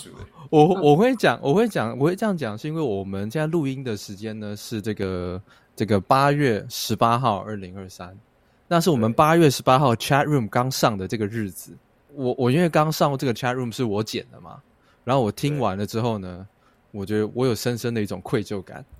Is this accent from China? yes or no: no; Taiwan; 我们台湾人喜欢